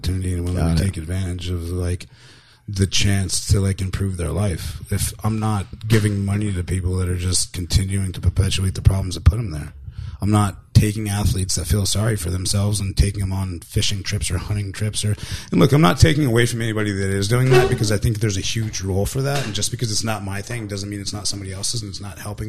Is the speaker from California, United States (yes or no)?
yes; Southern California, United States; also born or lived in San Ysidro / Chula Vista; I grew up in Southern California